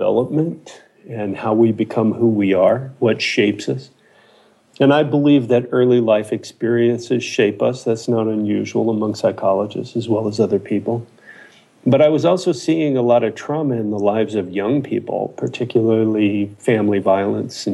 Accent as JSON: {"language": "English", "area": "Ojai Valley", "region": "California", "country": "United States", "tie": "born or raised there", "also_born_or_lived": "Boulder, Colorado", "said": "I grew up in the Ojai Valley, about an hour south of here"}